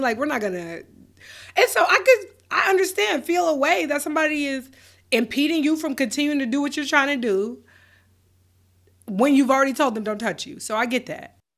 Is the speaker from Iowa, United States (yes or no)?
no; Roswell, Georgia, United States; also born or lived in Milledgeville, Georgia; I'm from Roswell